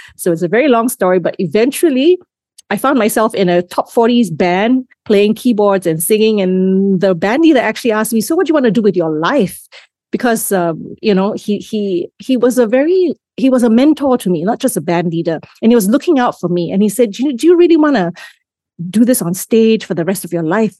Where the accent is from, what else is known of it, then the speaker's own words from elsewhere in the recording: Singapore; first language English; also born or lived in Malaysia; I grew up, I grew up in Singapore. I was actually born in Malaysia, just north